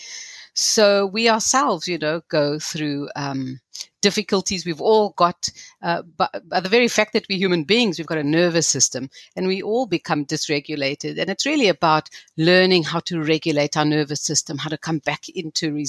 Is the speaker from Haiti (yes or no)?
no; South Africa; growing up in South Africa and in the kind of apartheid legal system